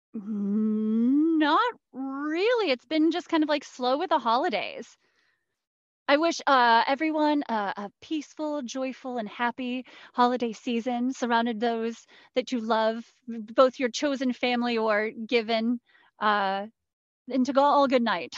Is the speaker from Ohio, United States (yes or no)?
yes; Cincinnati, Ohio, United States; I come from Cincinnati